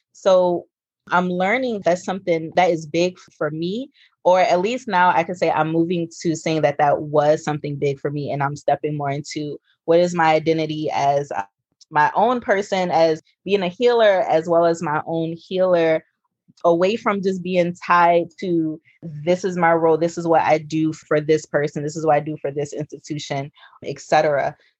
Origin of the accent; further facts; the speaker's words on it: New Orleans, Louisiana, United States; also born or lived in Houston, Texas; now in Southern California, United States; I was born and raised in New Orleans, Louisiana, but I was raised a little bit with my grandmother who lived in Houston.